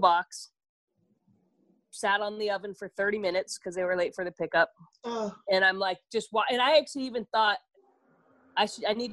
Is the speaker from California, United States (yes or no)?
yes; Sausalito, California, United States; also born or lived in Tahoe City, California; I'm from basically the Bay Area